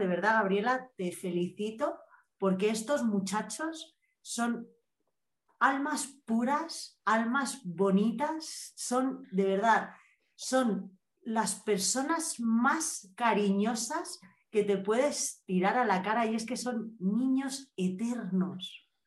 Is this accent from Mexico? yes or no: no; Spain; soy española que ya somos así un poquillo rudos hablando